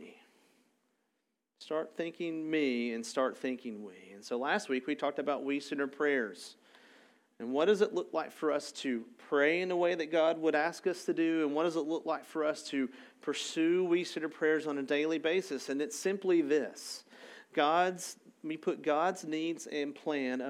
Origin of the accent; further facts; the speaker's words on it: Arlington, Texas, United States; I'm from Arlington